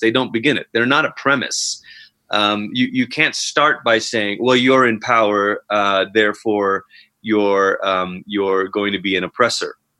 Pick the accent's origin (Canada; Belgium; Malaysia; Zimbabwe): Malaysia; moved away as an adult; now in Colorado Springs, United States; I'm originally from Malaysia. Um, immigrated over here c- twice. Once as a younger child when my family came over uh, for a few years while my parents went to Bible school. They went back. We went back to Malaysia, and then I came back out. Mm to go to college